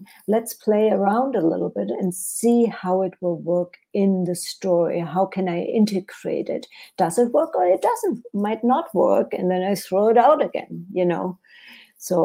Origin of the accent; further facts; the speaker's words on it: Germany; English is a second language; moved away as an adult; also born or lived in Europe; now in United States; English is actually my second language, because I was born in Germany and lived in Europe for many years before I came to the United States.